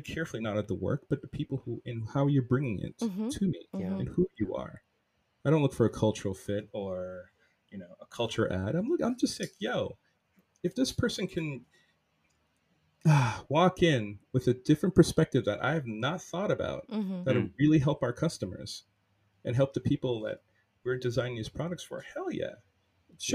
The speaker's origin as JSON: {"language": "English", "country": "Jamaica", "said": "being Jamaican, my whole cultural identity, like my food, how I speak to my family"}